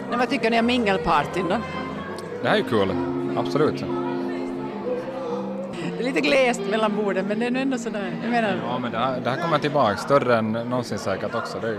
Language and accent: Swedish; Raseborg, Uusimaa, Finland; Det är min hemstad. Jag, jag, jag bor här för tillfället. Jag har varit borta i fem år och, och kom tillbaks igen och började arbeta här.